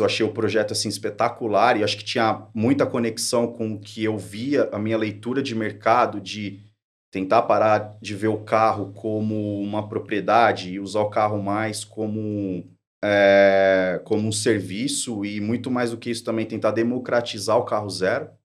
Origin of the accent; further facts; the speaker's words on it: São Bernardo do Campo, São Paulo, Brazil; eu sou de São Bernardo do Campo